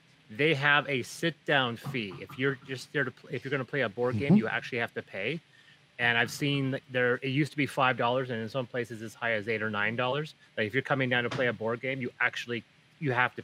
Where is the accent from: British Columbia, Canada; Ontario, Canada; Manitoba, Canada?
British Columbia, Canada; Prince George; also born or lived in Azores; Prince George, my hometown